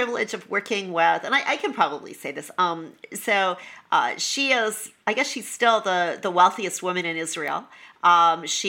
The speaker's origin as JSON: {"language": "English", "country": "Canada", "also_born_or_lived": "New York, United States", "moved": "as an adult", "said": "I'm Canadian originally, and I lived in Canada until I was 40 when I was transferred to New York"}